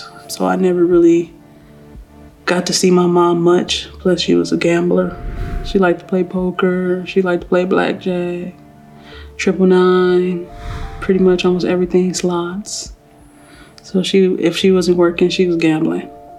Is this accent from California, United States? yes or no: yes; Los Angeles, California, United States; also born or lived in West Covina, California; I was born in Los Angeles, California. I grew up in a couple of places because my parents, they moved around a lot. So I lived on Normandy and 52nd. I lived in West Covina. I lived a few areas, nothing consistent.